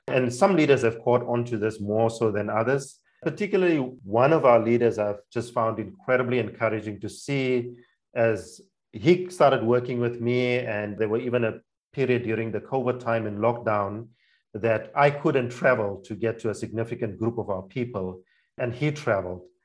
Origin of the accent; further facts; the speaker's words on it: Namibia; English is a second language; moved away as an adult; also born or lived in South Africa; now in Germany; I am from Namibia. That's my primary passport country. I grew up in a cross cultural context in Namibia, mostly a few of my childhood years in South Africa